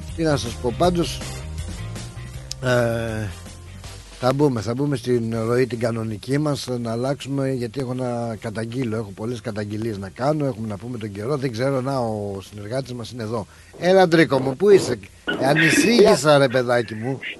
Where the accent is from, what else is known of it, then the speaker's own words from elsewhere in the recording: Greece; έχουμε φιλότιμο εμεί οι Έλληνε